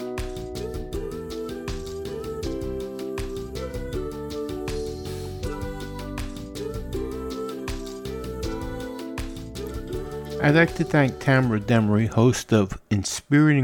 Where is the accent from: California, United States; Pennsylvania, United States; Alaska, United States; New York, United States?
New York, United States; New York City; I was born and raised in the Bronx